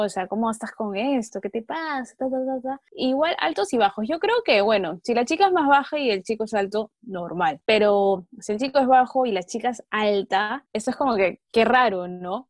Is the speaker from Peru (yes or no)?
yes; Peru; en nuestro país, en Perú, porque somos peruanos, porque vivimos acá